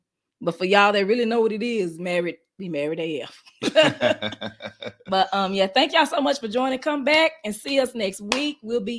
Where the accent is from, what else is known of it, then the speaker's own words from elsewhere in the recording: Dallas, Texas, United States; We from the D. From D-Town, from Dallas, Texas.